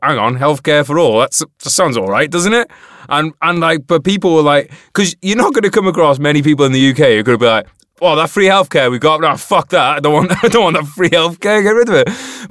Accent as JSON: {"language": "English", "country": "United Kingdom"}